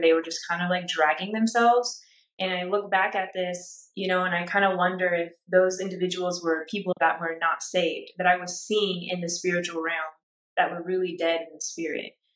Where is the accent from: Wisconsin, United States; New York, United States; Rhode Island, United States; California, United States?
California, United States; Orange County; I grew up in Orange County, California